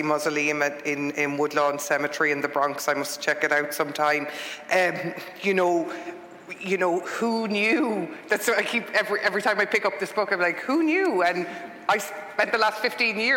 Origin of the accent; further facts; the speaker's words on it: Ireland; now in United States; I'm an Irish person in the United States